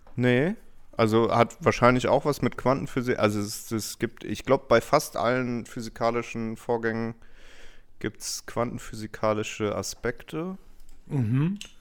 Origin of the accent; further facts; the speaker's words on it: Hanau, Hesse, Germany; aus Hanau